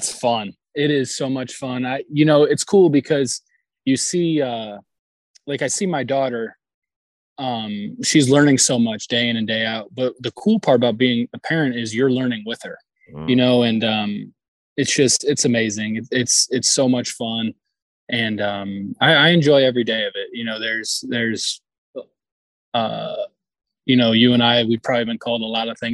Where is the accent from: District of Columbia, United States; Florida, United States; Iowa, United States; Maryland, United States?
Florida, United States; Orlando; also born or lived in Niagara Falls, New York; we moved down to Orlando when I was six or seven